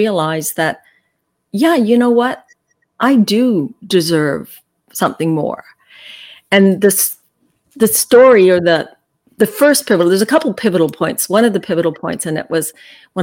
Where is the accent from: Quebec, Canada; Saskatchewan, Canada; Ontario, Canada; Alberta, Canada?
Alberta, Canada; Calgary; I was born and raised in Calgary